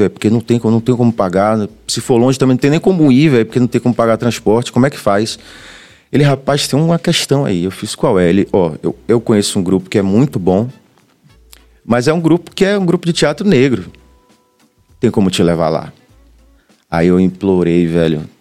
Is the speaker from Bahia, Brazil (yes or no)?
yes; Itapuã, Bahia, Brazil; É, cresci em Itapuã, isso também formou muito a minha visão de mundo